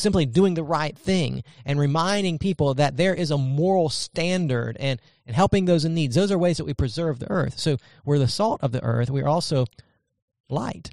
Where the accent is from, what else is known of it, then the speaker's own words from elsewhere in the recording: United States; we're American citizens